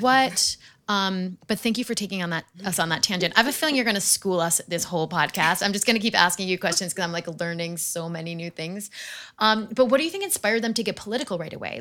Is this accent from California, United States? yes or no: no; outside of Manhattan, New York, United States; the school that I grew up in outside of Manhattan